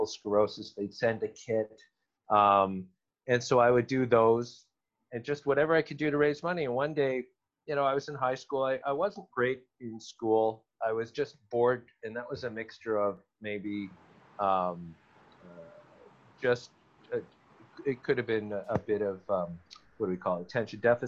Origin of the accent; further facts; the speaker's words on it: Toronto, Ontario, Canada; I'm from Toronto